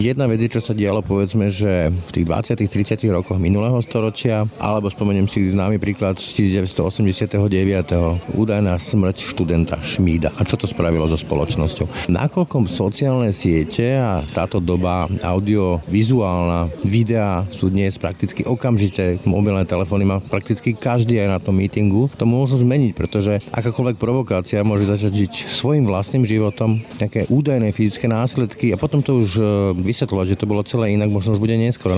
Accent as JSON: {"language": "Slovak", "country": "Slovakia"}